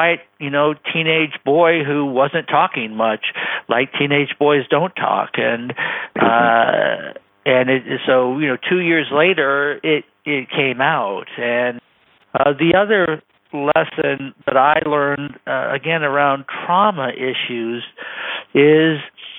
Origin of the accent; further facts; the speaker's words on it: Bay Area, California, United States; I grew up in the Bay Area